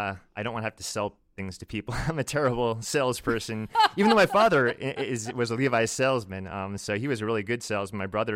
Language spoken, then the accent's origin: English; Virginia Beach, Virginia, United States; Yeah, I grew up in Virginia Beach, so southeastern Virginia, about 15 minutes away from the shore.